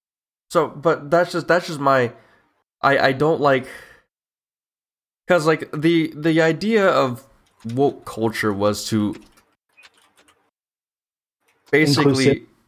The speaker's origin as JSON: {"language": "English", "country": "United States", "said": "Yes, I'm from the United States. I am a U.S. citizen."}